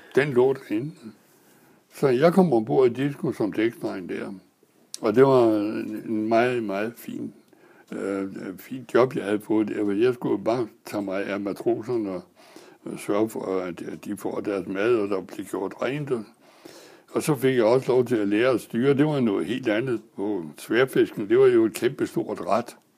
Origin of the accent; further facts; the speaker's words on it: Næstved, Zealand, Denmark; jeg er født i Næstved i 1919